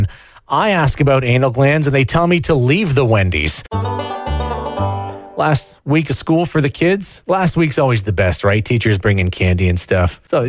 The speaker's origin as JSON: {"language": "English", "region": "London", "country": "United Kingdom", "tie": "born or raised there", "moved": "yes", "said": "The school I went to growing up in South London"}